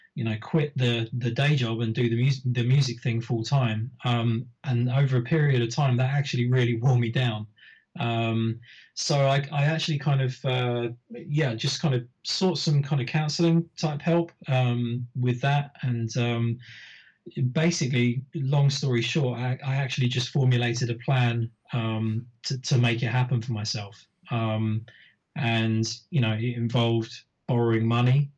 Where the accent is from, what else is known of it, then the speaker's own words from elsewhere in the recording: United Kingdom; I was putting on shows locally in my in my hometown, um, which is a, a, kind of a shire town just north of London